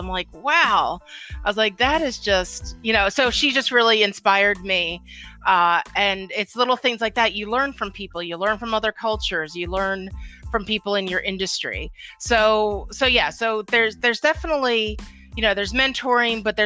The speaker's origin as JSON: {"language": "English", "town": "Philadelphia", "region": "Pennsylvania", "country": "United States", "said": "I'm from Philadelphia"}